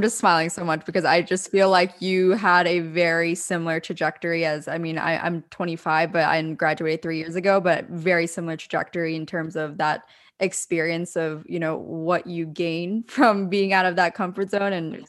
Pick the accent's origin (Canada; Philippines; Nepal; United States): United States; Lancaster, Pennsylvania; moved away as an adult; also born or lived in Orange County, California; I'm from Lancaster, Pennsylvania, Lancaster County.